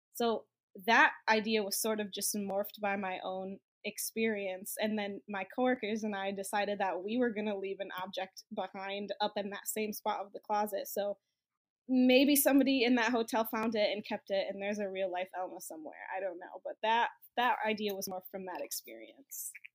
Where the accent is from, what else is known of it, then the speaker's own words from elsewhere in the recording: Michigan, United States; I am from Michigan, grew up in Michigan